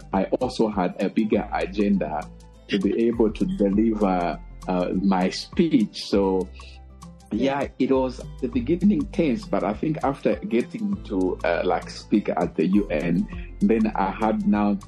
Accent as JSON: {"language": "English", "town": "Mwinilunga", "region": "North-Western Province", "country": "Zambia", "tie": "born or raised there", "said": "I'm Zambia, born and bred, raised in the outskirts of Mwinilunga, which is the northwestern part of Zambia"}